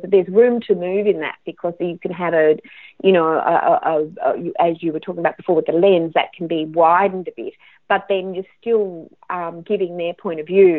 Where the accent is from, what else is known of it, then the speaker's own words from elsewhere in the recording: Australia; I'm Australian